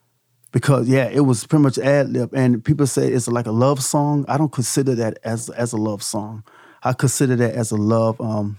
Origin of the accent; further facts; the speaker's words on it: Petersburg, Virginia, United States; I said, I'm from, let's clear it up. I'm from, Petersburg